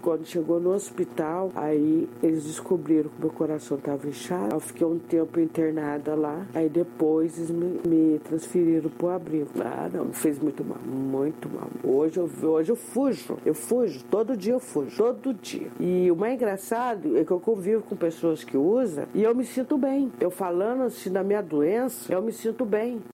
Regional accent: Cruzeiro, São Paulo, Brazil; now in São José dos Campos, Brazil; Nasci em Cruzeiro, na em 1969, estava tudo bem na minha família

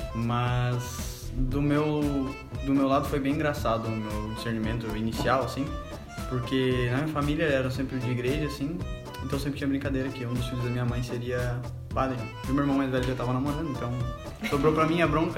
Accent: Capão da Canoa, Rio Grande do Sul, Brazil; now in Viamão, Brazil; eu moro em Viamão agora, sou natural de Capão da Canoa

